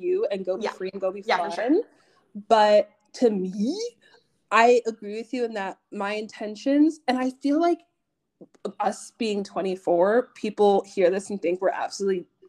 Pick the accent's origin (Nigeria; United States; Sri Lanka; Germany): Nigeria; I'm Nigerian.